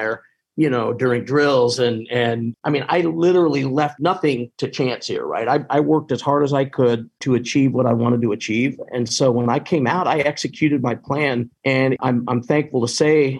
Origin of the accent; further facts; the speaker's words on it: Indianapolis, Indiana, United States; moved away as an adult; also born or lived in Texas; come back to my hometown.